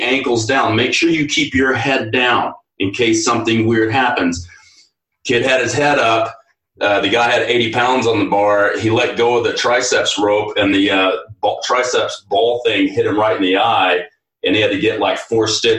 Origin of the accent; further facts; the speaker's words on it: Texas, United States; I come from Texas